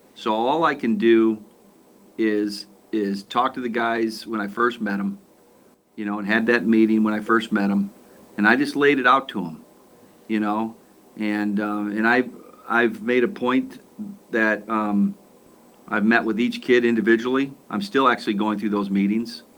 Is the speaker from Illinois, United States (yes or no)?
yes; Aurora, Illinois, United States; I was born in Aurora. My wife was born in Aurora. We're Aurorans